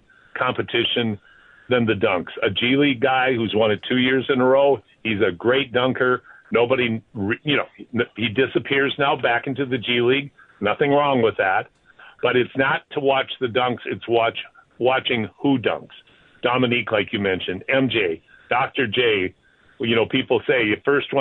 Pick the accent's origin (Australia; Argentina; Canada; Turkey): Canada